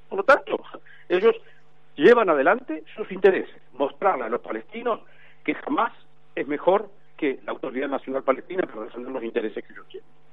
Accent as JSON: {"language": "Spanish", "region": "Santa Fe", "country": "Argentina", "said": "Yo soy un santafesino"}